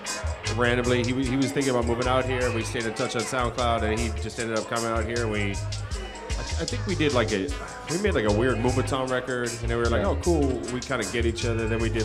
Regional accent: Edmonton, Alberta, Canada; moved away; also born or lived in Calgary, Alberta; I'm from Calgary, Alberta, born, and then I grew up in Edmonton, Alberta, and it's in Canada, like Western Canada.

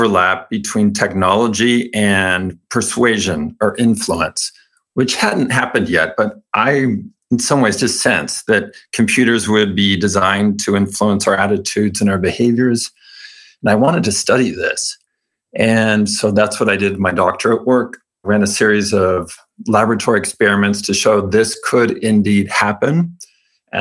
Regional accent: California, United States; I was raised Mormon in California

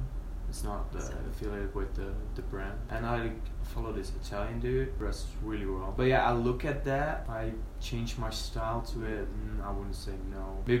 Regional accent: Netherlands; English is a second language; moved away as an adult; now in Belgium; I come from the Netherlands, but I study in Belgium. And we speak the same language.

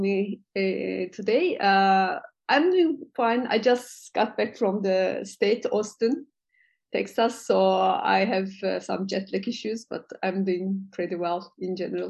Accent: Turkey; also born or lived in Europe; I'm from uh, uh, Turkey. Uh, I'm based in uh, Istanbul

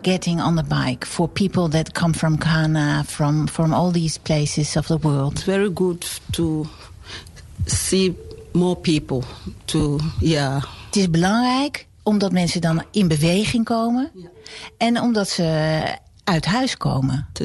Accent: Haarlem, North Holland, Netherlands; Oh, ja, ik kom uit Haarlem.

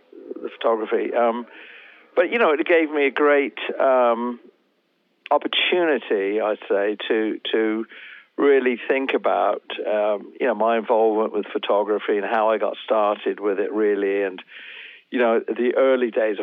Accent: England, United Kingdom; I grew up, of course, in England and I'm English.

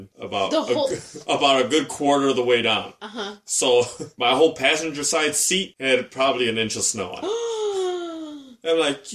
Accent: Chicago, Illinois, United States; I'm a Chicagoan

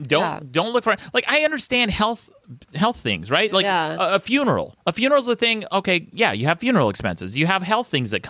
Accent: Utah, United States; My home state of Utah.

